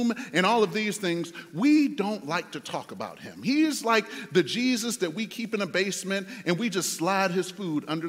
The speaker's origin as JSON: {"language": "English", "town": "Detroit", "region": "Michigan", "country": "United States", "tie": "born or raised there", "said": "I was in my hometown, Detroit"}